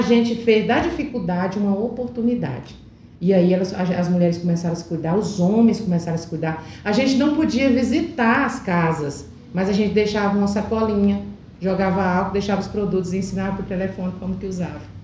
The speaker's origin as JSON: {"language": "Portuguese", "town": "Alto Horizonte", "region": "Goiás", "country": "Brazil", "tie": "born or raised there", "moved": "yes", "said": "Eu sou de Alto Horizonte, vim para cá com três anos"}